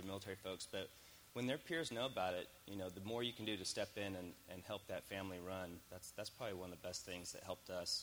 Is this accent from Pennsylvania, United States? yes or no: no; California, United States; moved away as an adult; I grew up in California